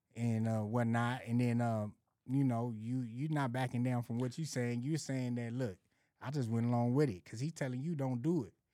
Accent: Los Angeles, California, United States; also born or lived in Arizona; Moms came out here ninety-one, ninety-two. I came right along with her

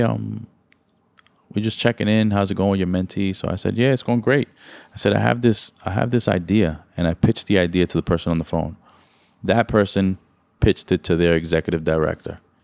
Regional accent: New York City, New York, United States; I grew up in New York City

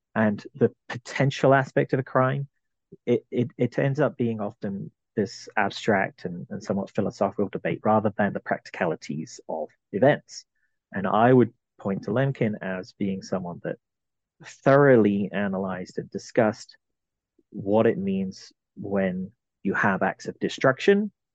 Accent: London, United Kingdom; I was uh, born in London, in England. I'm originally from the British Isles

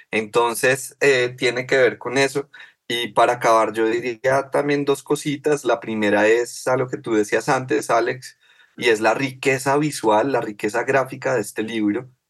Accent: Colombia; los problemas sociales que nos eh, atraviesan como, como Colombia, como sociedad colombiana desde hace dos siglos

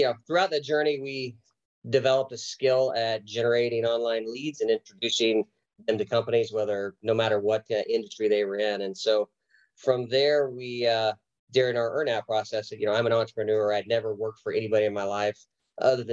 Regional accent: Oklahoma, United States; moved away as an adult; I was from Oklahoma. My wife and I had a baby and we wanted to be closer to family. So we relocated back to Oklahoma

